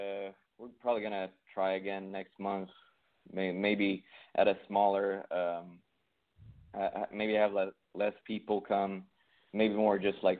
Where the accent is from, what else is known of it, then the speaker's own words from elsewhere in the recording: Sweden; English is a second language; moved away as an adult; now in United States; So I came here from Sweden about 4 years ago.